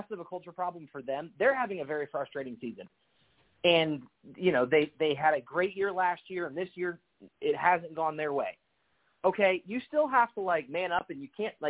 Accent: Northern Indiana, United States; growing up in Northern Indiana

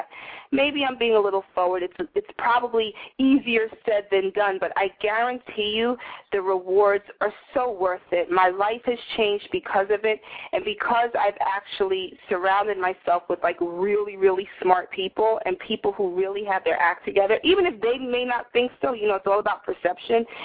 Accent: Northeast, United States; now in New York City, United States; I live in my pretentious, obnoxious Greenwich Village little world in New York City, you know, born and bred in the Northeast

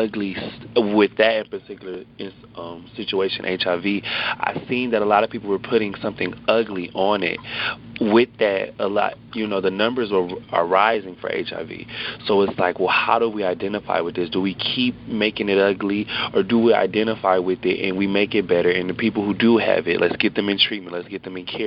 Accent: Hamtramck, Michigan, United States; I grew up in Hamtramck, very, very diverse city

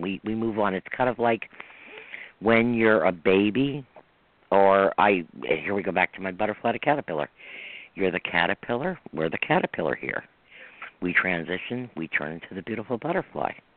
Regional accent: New York, United States; I'm from New York. No, I'm not in the city. I'm not in the heart of New York. I'm in the right. country part

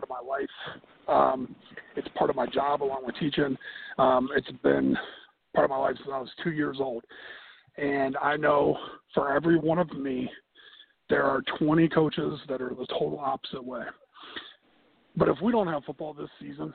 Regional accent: Ohio, United States; now in South Carolina, United States; I'm originally from Ohio

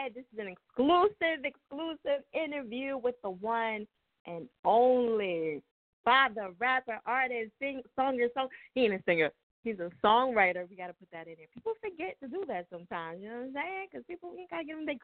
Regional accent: New Jersey, United States; I'm from Jersey

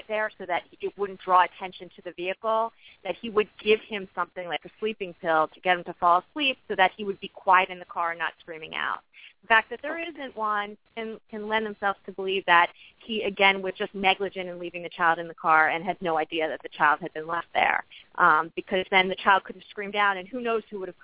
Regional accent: New York, United States; I'm actually from New York

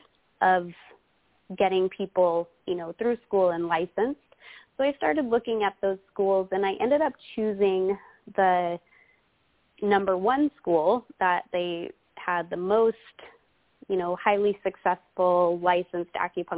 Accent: Reno, Nevada, United States; moved away as an adult; now in California, United States; in Reno, Nevada, where I'm originally from

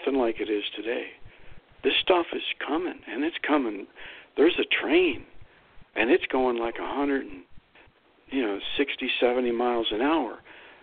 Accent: Lordstown, Ohio, United States; moved away; It's actually my hometown. I grew up there.

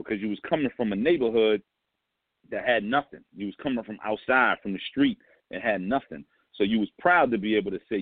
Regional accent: New York City, New York, United States; I'm from St. James

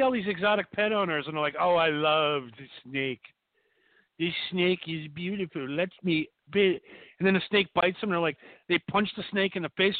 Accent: Wisconsin, United States; Wisconsin, I grew up in Wisconsin.

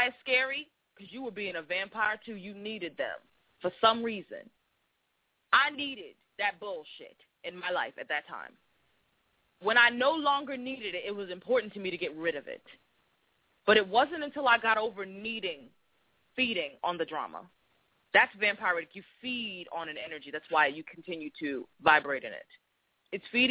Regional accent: Boston, Massachusetts, United States; I was from Boston

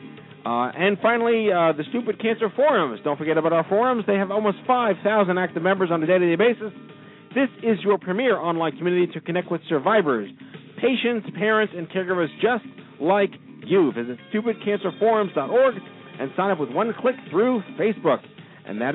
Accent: New York, United States; I'm from New York

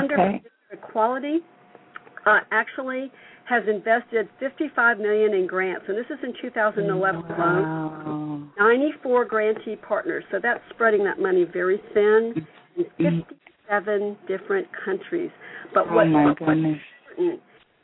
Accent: the South, United States; I'm from the South and I talk real fast

